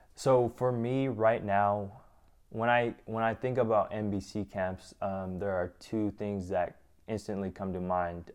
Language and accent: English; Gambell, Alaska, United States; moved away; growing up in Gamble, it's so different